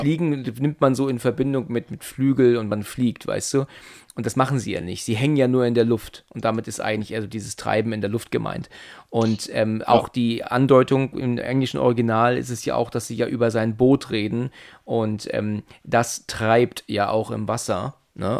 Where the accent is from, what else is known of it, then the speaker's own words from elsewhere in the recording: Germany; wir als Deutsche